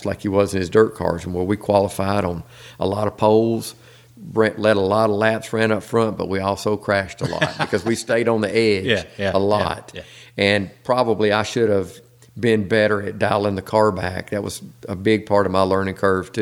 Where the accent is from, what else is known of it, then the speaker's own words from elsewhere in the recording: Nashville, Tennessee, United States; moved away as an adult; also born or lived in Concord, North Carolina; I was born and raised in Nashville.